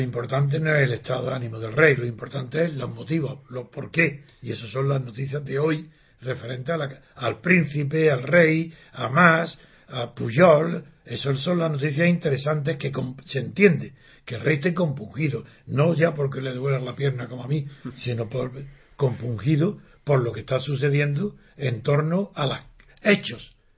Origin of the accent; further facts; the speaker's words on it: Granada, Andalusia, Spain; Soy de Granada y digo Siu, con C